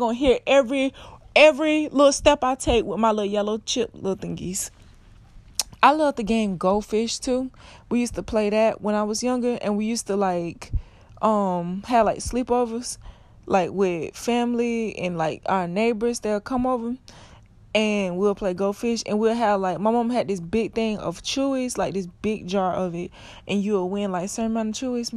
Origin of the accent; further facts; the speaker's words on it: South Florida, United States; I'm from Florida. I'm from South Florida